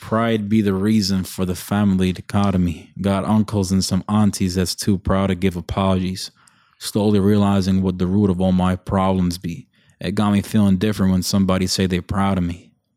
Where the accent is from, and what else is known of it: Bahrain